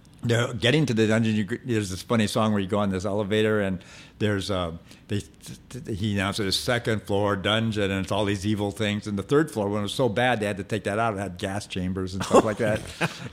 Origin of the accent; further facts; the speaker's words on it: near Forest Lawn, California, United States; And I grew up near Forrest Lawn.